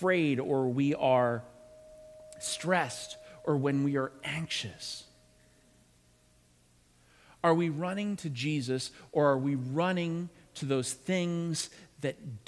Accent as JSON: {"language": "English", "town": "Pittsburgh", "region": "Pennsylvania", "country": "United States", "tie": "born or raised there", "also_born_or_lived": "New England", "moved": "yes", "said": "I was born in the Pittsburgh area, but I spent a good majority of time in New England"}